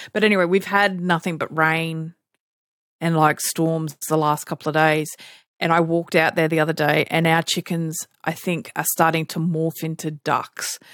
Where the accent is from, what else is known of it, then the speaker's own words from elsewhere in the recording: Australia; we're Australian